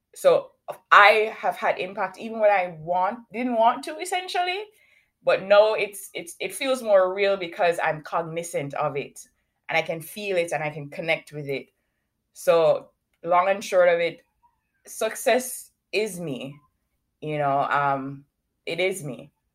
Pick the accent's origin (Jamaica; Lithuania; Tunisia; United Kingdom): Jamaica; Kingston, Surrey; now in Canada; I currently live in Canada, but I was born in Kingston, Jamaica.